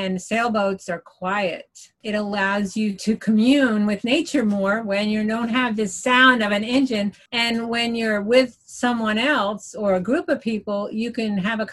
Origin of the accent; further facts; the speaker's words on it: Long Island, New York, United States; moved away as an adult; now in Florida, United States; I grew up in New York, out on Long Island